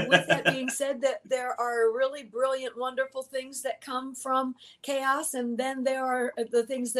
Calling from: Indiana, United States; I am in the southwest corner of Allen County, Indiana, just south of the second largest town in our state, Fort Wayne, Indiana.

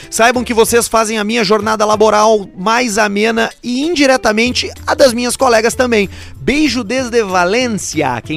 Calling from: Caxias do Sul, Rio Grande do Sul, Brazil; eu sou de Caxias do Sul. Ouço vocês desde o piloto

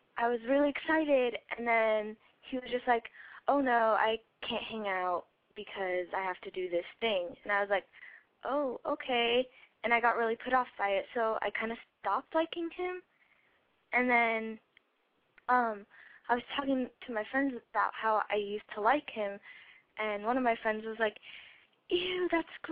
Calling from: Colorado, United States; I'm calling from Colorado, and I am 14.

